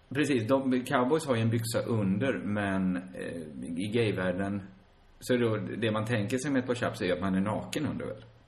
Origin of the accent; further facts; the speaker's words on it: Sweden; både du och jag är ju födda i Sverige och vi lever i Sverige